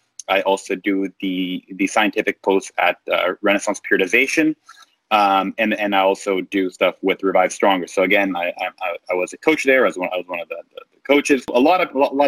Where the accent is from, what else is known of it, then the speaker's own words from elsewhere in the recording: Canada; moved away as an adult; now in United States; I'm Canadian